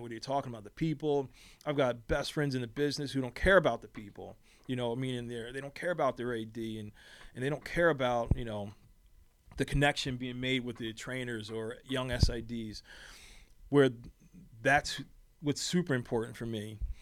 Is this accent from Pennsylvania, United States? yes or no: yes; Philadelphia, Pennsylvania, United States; moved away; I was a kid from Philly